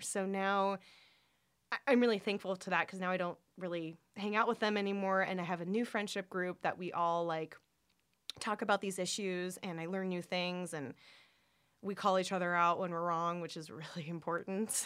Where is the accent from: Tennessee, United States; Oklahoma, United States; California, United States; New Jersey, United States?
California, United States; Orange County; I grew up in Orange County. It's very conservative place